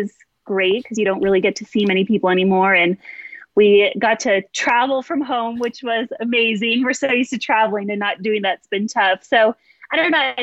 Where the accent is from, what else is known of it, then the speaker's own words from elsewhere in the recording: California, United States; moved away as an adult; also born or lived in Nebraska / Texas; now in Park City, United States; I grew up in California and then went to school in Nebraska